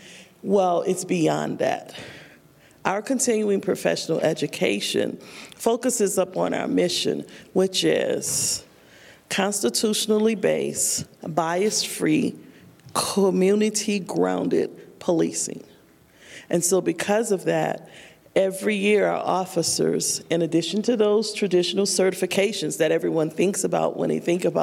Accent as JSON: {"language": "English", "town": "New Orleans", "region": "Louisiana", "country": "United States", "also_born_or_lived": "Fort Collins, Colorado / Denver, Colorado", "moved": "as an adult", "said": "I'm originally from New Orleans"}